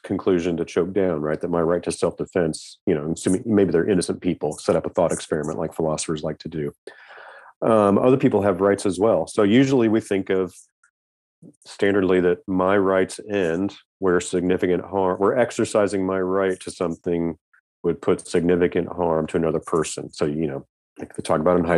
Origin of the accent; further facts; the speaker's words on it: Kansas, United States; I grew up in the Midwest. I mean, my dad had a gun cabinet with a little chintzy lock on it. And that was just normal growing up in Kansas for me